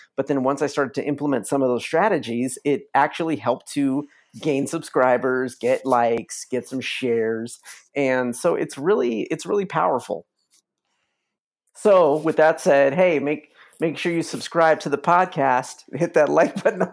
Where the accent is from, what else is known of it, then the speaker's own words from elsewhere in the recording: Los Angeles, California, United States; moved away as an adult; now in Joshua Tree, United States; I'm originally from Los Angeles, though. Born and raised, uh, native Angelino.